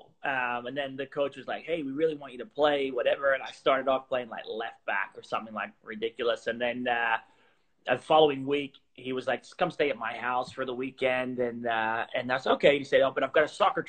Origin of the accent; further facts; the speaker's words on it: Gatton, Queensland, Australia; moved away; also born or lived in United States / Portugal; Yeah, so born in the States. And then I grew up in Australia mainly. When I was younger, and I grew up actually in kind of like a rural area of Australia called Gatton in Queensland